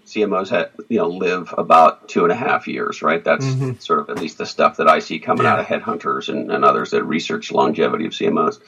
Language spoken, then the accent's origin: English; Montreal, Quebec, Canada; I grew up in Montreal, Canada